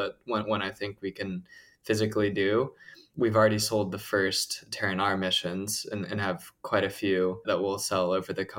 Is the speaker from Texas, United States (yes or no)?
yes; Plano, Texas, United States; I grew up in Texas, went to public school there